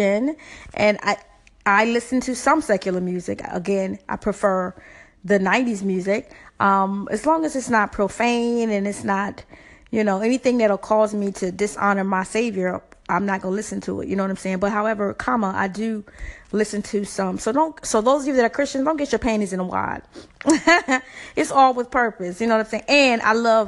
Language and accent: English; the South, United States; I'm from the South, so it's HBCUs everywhere